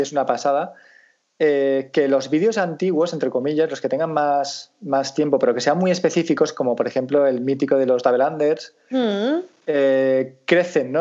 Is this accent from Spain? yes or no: yes; Valencian Community, Spain